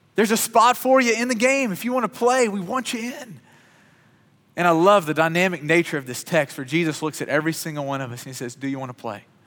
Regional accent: Kentucky, United States; I grew up in Kentucky, which is God's country

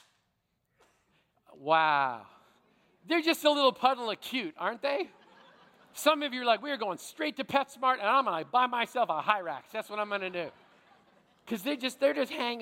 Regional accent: Manitoba, Canada; Growing up in Manitoba

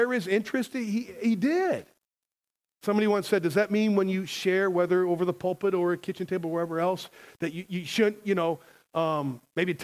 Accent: United States; I'm a Christian. I'm American

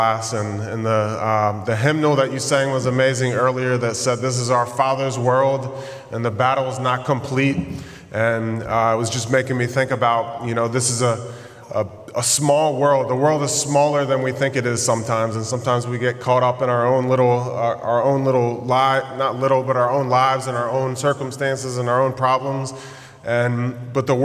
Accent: Damascus, Maryland, United States; moved away as an adult; now in Jordan; I grew up in Damascus, Maryland.

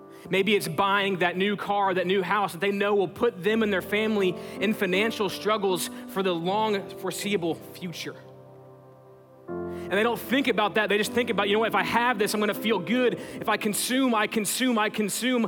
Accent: Texas, United States; we're from Texas

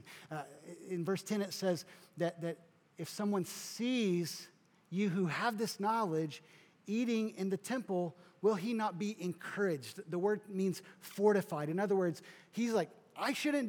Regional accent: South Kentucky, United States; So I grew up kind of in the Midwest, South Kentucky

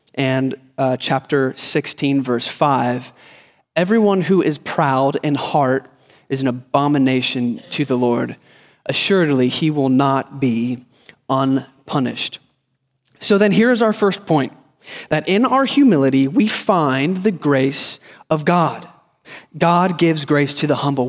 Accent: Northeast Ohio, United States; moved away; I grew up in Ohio, Northeast Ohio, so winters were long.

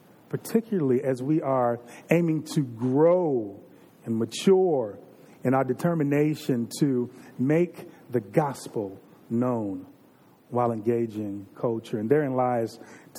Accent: Virginia, United States; I'm from Virginia. You all know that. I can say the way that I grew up in the 80s and the 90s

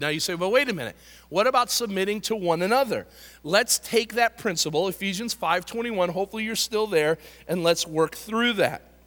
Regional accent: United States; I love being an American.

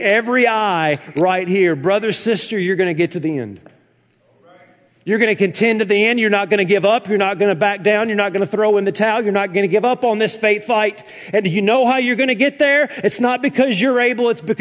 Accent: the South, United States; when I was growing up in the South

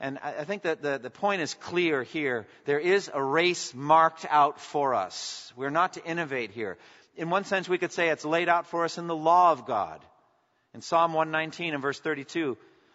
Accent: a town on the Boston Marathon route, Massachusetts, United States; The Boston Marathon went right through my hometown.

